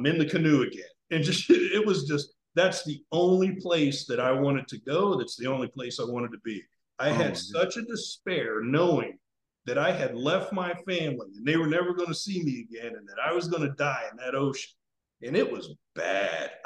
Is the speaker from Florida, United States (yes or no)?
yes; South Florida, United States; I grew up in South Florida